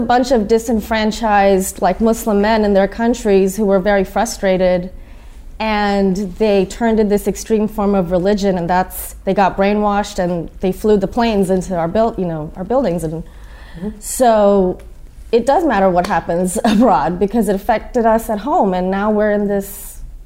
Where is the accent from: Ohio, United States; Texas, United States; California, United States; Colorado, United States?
Texas, United States; Houston; moved away as an adult; also born or lived in Austin, Texas; now in New York, United States; I'm from Houston. I was in Austin at the time